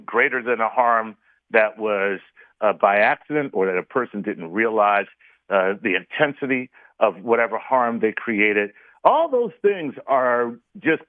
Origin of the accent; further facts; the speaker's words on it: Philadelphia, Pennsylvania, United States; I am from Philly.